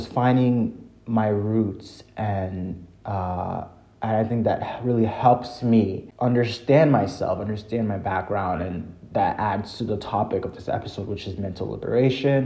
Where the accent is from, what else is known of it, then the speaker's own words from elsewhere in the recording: Haiti; I'm from Haiti